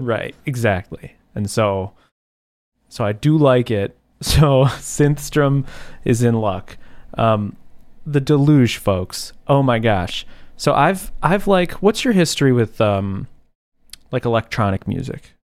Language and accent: English; Buffalo, New York, United States; I'm from Buffalo.